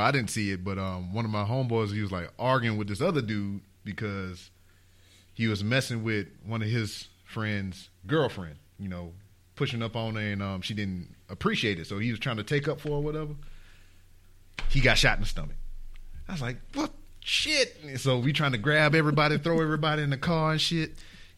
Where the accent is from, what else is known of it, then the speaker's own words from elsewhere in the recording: Lake Charles, Louisiana, United States; moved away as an adult; I'm from Lake Charles